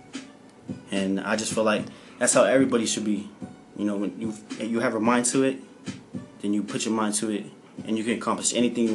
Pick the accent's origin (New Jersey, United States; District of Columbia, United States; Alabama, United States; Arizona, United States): Arizona, United States; Phoenix; I'm from Phoenix, Arizona